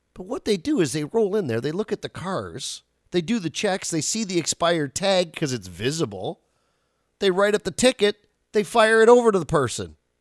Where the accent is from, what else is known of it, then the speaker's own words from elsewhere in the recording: outside Ottawa, Ontario, Canada; I grew up outside Ottawa.